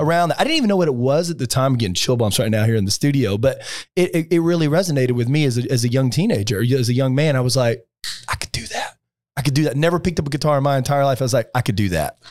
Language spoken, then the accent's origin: English; Alabama, United States; now in Palm Beach, United States; I grew up in Alabama, pretty sheltered